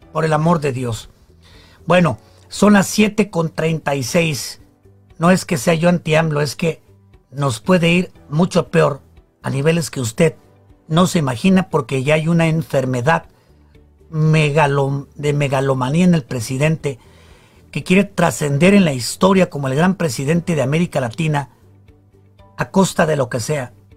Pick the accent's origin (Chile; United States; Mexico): Mexico; somos los mexicanos